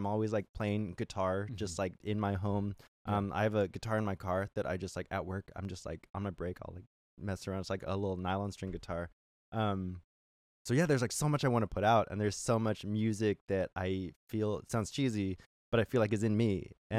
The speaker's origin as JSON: {"language": "English", "region": "California", "country": "United States", "lives_now": "Seattle, United States", "said": "And I, like I said, I came from California where, you know, like you want to play music, people are like, oh, like, you know, they kind of gatekeep a lot of like music opportunities"}